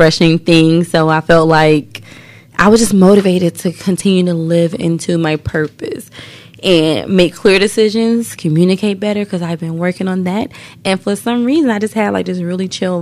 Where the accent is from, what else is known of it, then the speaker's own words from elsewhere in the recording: the South, United States; we're from the South